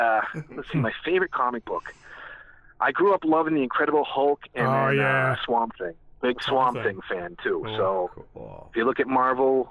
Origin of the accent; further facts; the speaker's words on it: Dudley, Massachusetts, United States; accent: thick New England; moved away as an adult; also born or lived in New Jersey / Mexico; now in Dallas, United States; I grew up in Massachusetts. I'm from New England. We went to the same high school together in Dudley, Massachusetts